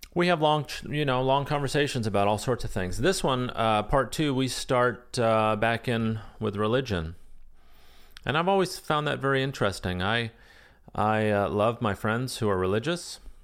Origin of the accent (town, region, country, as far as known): United States